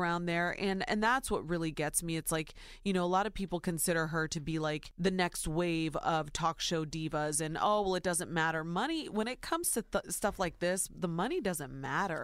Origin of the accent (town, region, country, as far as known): Ohio, United States; born or raised there